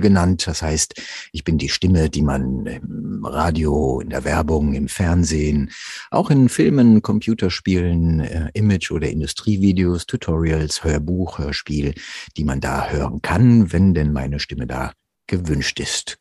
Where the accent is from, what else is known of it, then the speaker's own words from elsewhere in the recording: Rüsselsheim, Hesse, Germany; also born or lived in Offenbach; ich bin in Offenbach geboren. Ja, besser noch in Rüsselsheim aufgewachsen